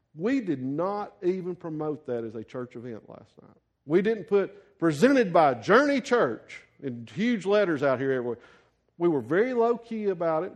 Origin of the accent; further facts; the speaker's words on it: the South, United States; a white guy growing up in the South in a Baptist church